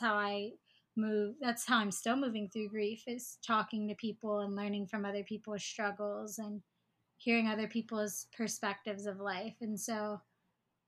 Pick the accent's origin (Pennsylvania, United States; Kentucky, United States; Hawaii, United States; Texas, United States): Hawaii, United States; I live on Oahu. I was born and raised in Hawaii.